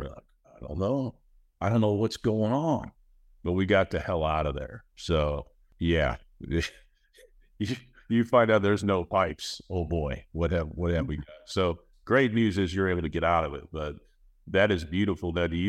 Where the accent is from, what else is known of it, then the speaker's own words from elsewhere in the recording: Indianapolis, Indiana, United States; So I'm from Indianapolis.